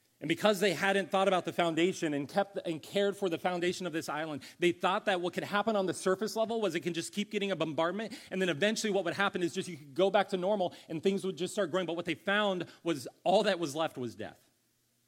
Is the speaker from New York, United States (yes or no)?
no; Ohio, United States; also born or lived in California; now in Columbia, United States; I grew up in Ohio